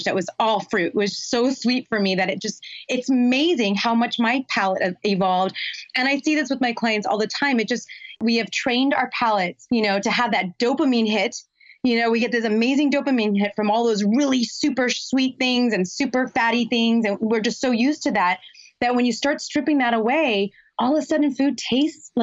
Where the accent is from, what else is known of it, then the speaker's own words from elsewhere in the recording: Los Angeles, California, United States; I grew up in Los Angeles